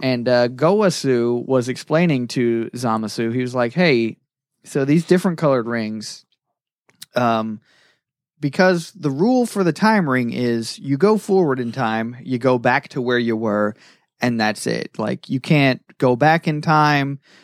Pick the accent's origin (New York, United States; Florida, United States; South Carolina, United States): Florida, United States; I grew up in Florida